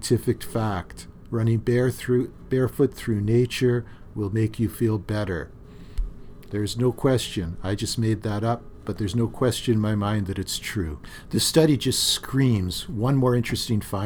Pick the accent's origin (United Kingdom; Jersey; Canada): Canada; Thunder Bay, Ontario; When I was growing up in Thunder Bay, I had a part-time job at the grain elevators